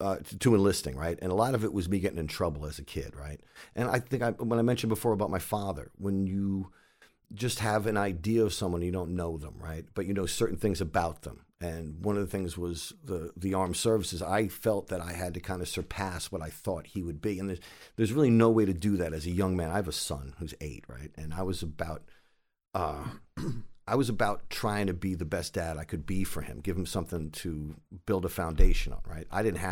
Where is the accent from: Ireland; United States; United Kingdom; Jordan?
United States; New York City, New York; And I'm from New York City, right? So I never really traveled outside of New York City before.